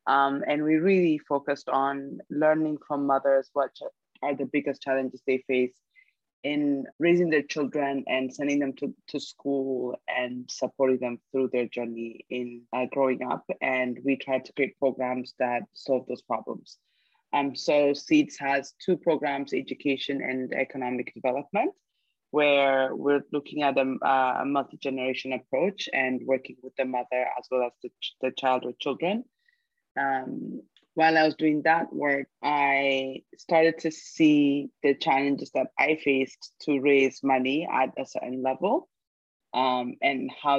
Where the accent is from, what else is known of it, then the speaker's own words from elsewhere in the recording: Ethiopia; moved away as an adult; also born or lived in United States; And I now live back in Ethiopia. I live in Addis Ababa.